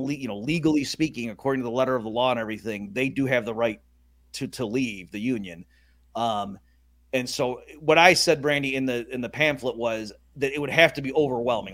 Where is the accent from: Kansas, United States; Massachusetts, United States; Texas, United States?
Massachusetts, United States; I'm from Massachusetts